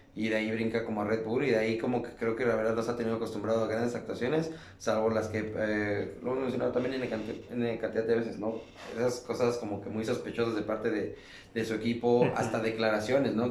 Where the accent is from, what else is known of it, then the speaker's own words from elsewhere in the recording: Mexico; nosotros mexicanos